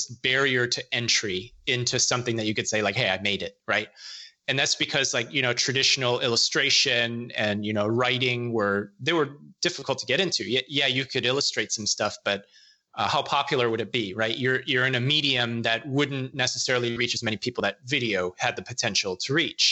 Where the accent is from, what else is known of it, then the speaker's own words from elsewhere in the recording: Illinois, United States; moved away as an adult; grown up, born and raised in Illinois